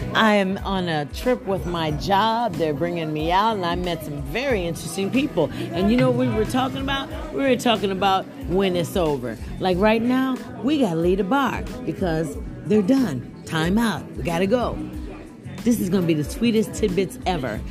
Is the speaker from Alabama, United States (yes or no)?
yes; Birmingham, Alabama, United States; I'm from Birmingham, Alabama